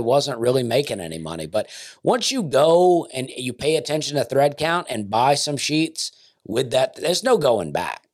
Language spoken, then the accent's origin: English; the South, United States; as a Southerner myself